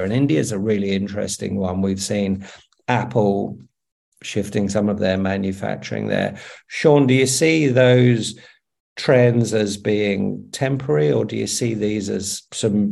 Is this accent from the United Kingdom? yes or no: yes; United Kingdom; now in Australia; I'm living in Australia, but I'm British.